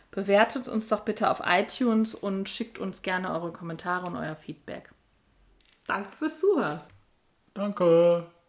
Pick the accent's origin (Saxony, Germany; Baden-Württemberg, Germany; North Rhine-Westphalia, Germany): North Rhine-Westphalia, Germany; Münster; wir kommen aus Münster